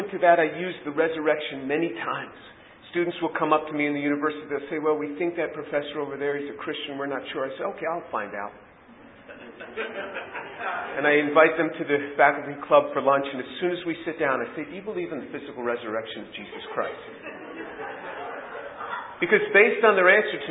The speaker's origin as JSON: {"language": "English", "country": "United States", "tie": "born or raised there", "said": "being born and raised in the United States"}